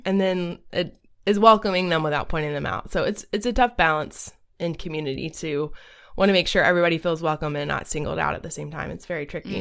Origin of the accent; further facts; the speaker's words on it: Southeast Georgia, United States; I was very much a conservative person growing up in Southeast Georgia